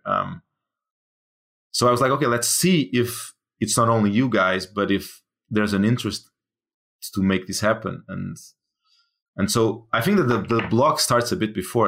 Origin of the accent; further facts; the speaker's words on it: Portugal; moved away; I'm from Portugal